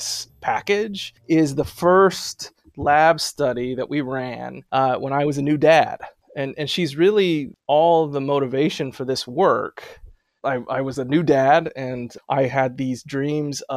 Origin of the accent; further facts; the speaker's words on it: San Diego, California, United States; moved away as an adult; also born or lived in Berkeley, California / San Francisco, California / Urbana-Champaign, Illinois; now in New Haven, United States; I grew up in North County, San Diego